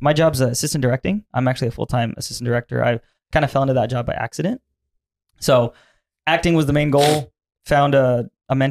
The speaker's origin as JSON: {"language": "English", "town": "Fremont", "region": "California", "country": "United States", "moved": "as an adult", "lives_now": "Los Angeles, United States", "said": "I'm from the Bay Area, South Bay in like the Fremont, Newark, Union City District area. And like, it's a small town"}